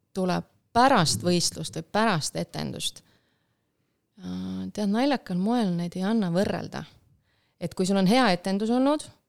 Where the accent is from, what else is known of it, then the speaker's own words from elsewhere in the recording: Rakvere, Lääne-Viru County, Estonia; ma olen pärit Lääne-Virumaalt ja ma käisin Rakvere